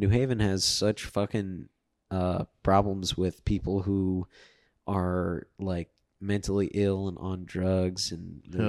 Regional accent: Connecticut, United States; I'm from Connecticut.

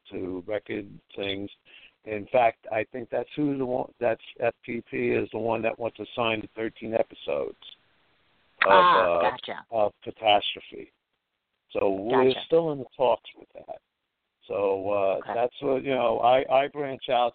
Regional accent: New York City, New York, United States; also born or lived in Freeport, Long Island; where I grew up, I grew up in Bushwick

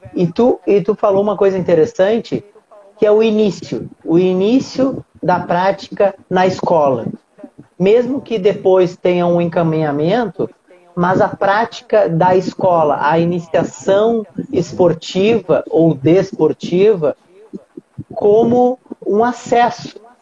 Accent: Rio Grande do Sul, Brazil; now in Rio de Janeiro, Brazil; Moro no Rio de Janeiro hoje, mas sou gaúcho e a minha cidade é fronteira, a, minha, a cidade onde eu nasci, né, e vivi muitos anos, é fronteira com a Argentina

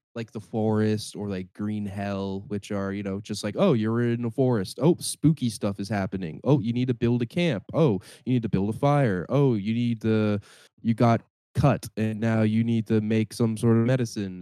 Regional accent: Cambridge, Ontario, Canada; my hometown, Cambridge, and also in Brantford

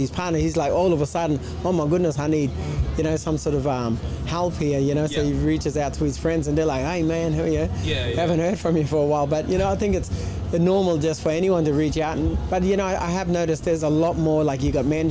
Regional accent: Townsville, Queensland, Australia; I'm from Townsville

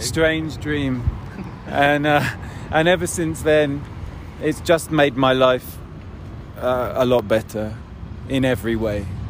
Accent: United Kingdom; I am British

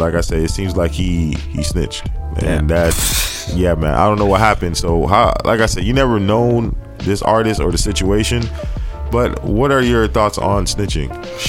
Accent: Dade County, Florida, United States; I'm 1989. He's from Broward County. I'm not from Broward County, I'm from Dade County.

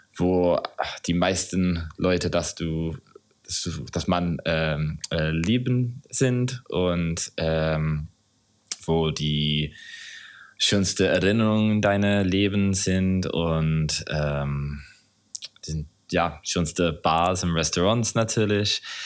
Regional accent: Southern England, United Kingdom; German is a second language; moved away as an adult; now in Berlin, Germany; ich komme original aus, aus Großbritannien, aus England, Südengland

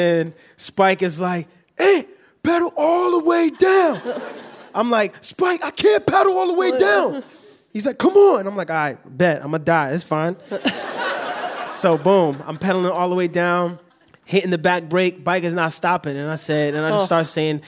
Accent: New York City, New York, United States; growing up in New York

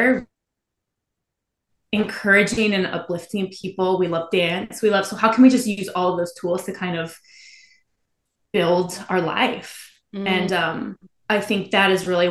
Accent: Midwest, United States; I came from the Midwest

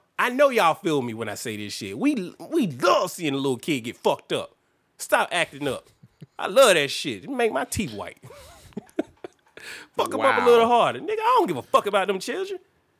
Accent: Alabama, United States; I grew up in Alabama

